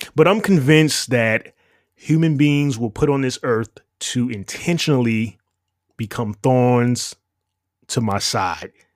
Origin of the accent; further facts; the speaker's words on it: New York City, New York, United States; moved away; You're listening to someone who spent roughly twenty-five years in the Big Apple. N Y C. And it was no walk in the park. Growing up in New York